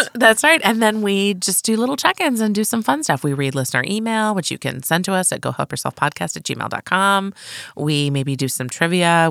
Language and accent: English; United States; I'm a United States citizen, and I live in a state that has excellent social services